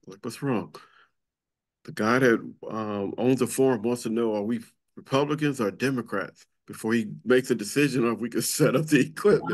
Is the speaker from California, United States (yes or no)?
yes; Compton, California, United States; I grew up in Compton, California